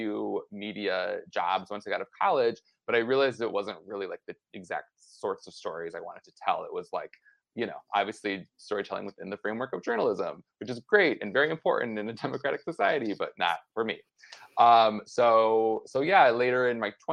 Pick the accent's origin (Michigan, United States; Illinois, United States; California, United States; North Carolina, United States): Michigan, United States; Flint; moved away as an adult; now in Los Angeles, United States; I was born in Flint, Michigan in 1988